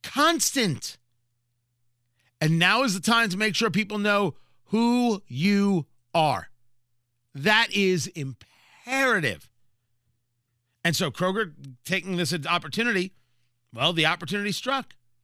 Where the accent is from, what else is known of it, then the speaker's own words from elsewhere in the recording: New Jersey, United States; Growing up in Jersey, Wawa, I think, is based out of Philly.